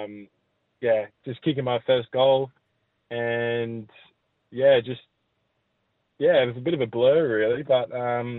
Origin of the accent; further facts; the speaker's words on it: Queensland, Australia; growing up as a bloke who played footy in Queensland